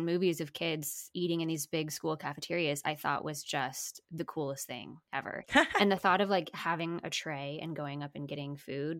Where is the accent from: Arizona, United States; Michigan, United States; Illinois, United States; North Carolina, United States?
Arizona, United States; Phoenix; now in Dallas, United States; I grew up in Phoenix